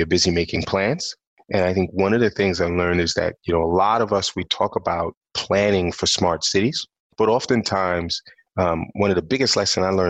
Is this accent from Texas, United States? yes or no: no; New York City, New York, United States; I'm actually born and raised in New York City. I'm from Brooklyn, New York